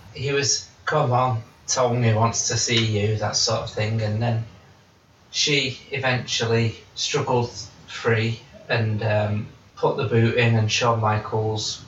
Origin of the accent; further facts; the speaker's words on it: United Kingdom; We're British